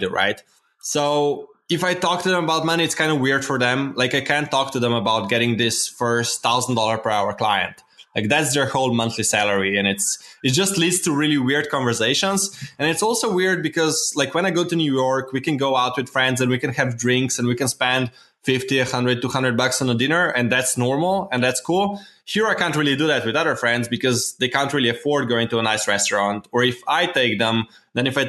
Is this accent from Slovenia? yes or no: yes; Slovenia; I'm from Slovenia